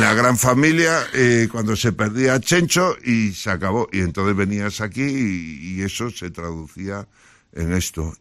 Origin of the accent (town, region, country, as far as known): Galicia, Spain